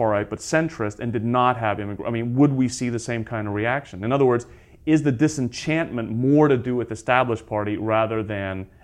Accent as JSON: {"language": "English", "country": "United Kingdom", "tie": "born or raised there", "also_born_or_lived": "United States", "said": "I'm from the United States. I grew up in Britain."}